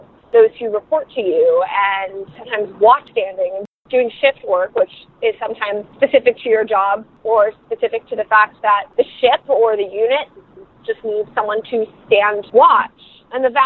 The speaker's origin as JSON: {"language": "English", "town": "New York City", "region": "New York", "country": "United States", "tie": "born or raised there", "moved": "yes", "lives_now": "Boston, United States", "said": "I grew up in New York City"}